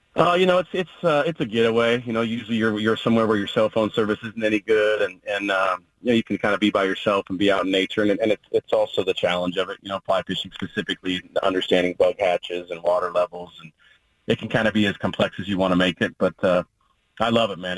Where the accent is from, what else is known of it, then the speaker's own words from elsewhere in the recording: Oregon, United States; what I consider to be my home state school, where, where my wife's from, and, and, really where my formative years were spent